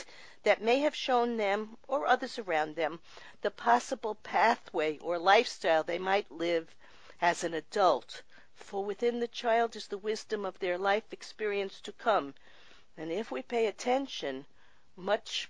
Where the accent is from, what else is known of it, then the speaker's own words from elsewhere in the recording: New York, United States; I grew up in New York